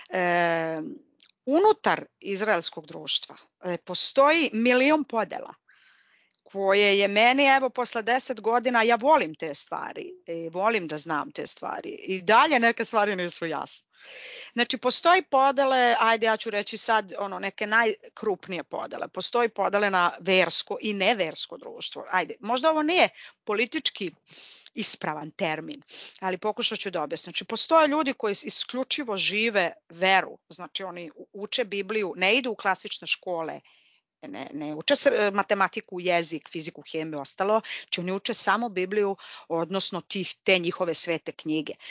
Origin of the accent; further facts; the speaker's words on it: Serbia; now in Tel Aviv, Israel; Mene pitao, ok, odakle si? Ja kažem iz Srbije, dobro.